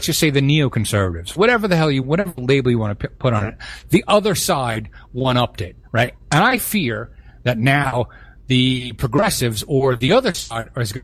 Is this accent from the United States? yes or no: yes; New York City, New York, United States; growing up in Brooklyn in a very mixed neighborhood